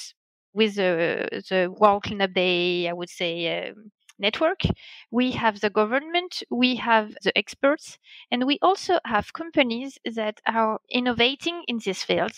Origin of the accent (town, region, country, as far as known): France